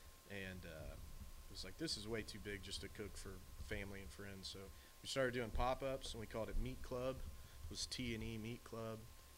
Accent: Fort Worth, Texas, United States; I got into barbecue growing up in Fort Worth, going to Angelo's, Tito's, Railhead, those, you know, old school places.

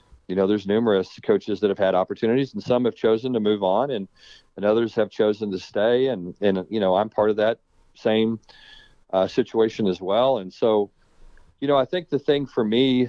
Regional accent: Texas, United States; moved away as an adult; also born or lived in Arizona / Louisiana / California; I'm a Texas guy. I mean, I was born and raised in Texas

